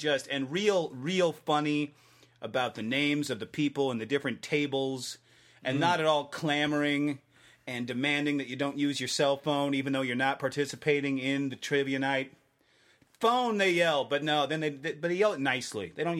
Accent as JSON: {"language": "English", "region": "Tennessee", "country": "United States", "said": "We're both from the same state. He's from Georgia. I'm from Tennessee."}